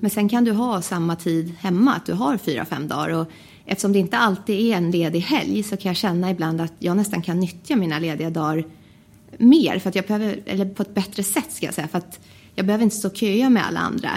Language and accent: Swedish; Västerås, Västmanland, Sweden; jag kommer från Västerås